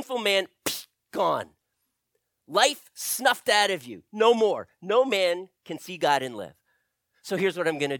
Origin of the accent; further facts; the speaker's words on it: United States; as an American, as a Westerner